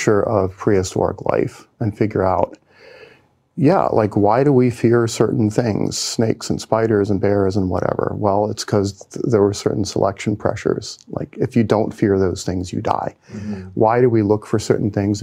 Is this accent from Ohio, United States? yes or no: yes; Cincinnati, Ohio, United States; moved away as an adult; I was born and raised in Cincinnati, Ohio